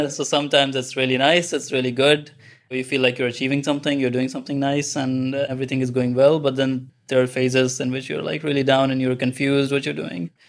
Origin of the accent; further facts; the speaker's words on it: Pakistan; moved away as an adult; also born or lived in Kongsberg, Norway; now in Trondheim, Norway; I'm basically from Pakistan. So I moved here for my master's in Norway